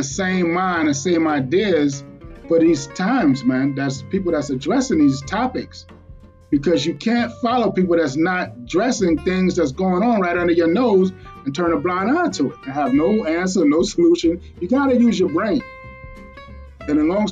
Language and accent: English; New York City, New York, United States; I'm from Brooklyn, New York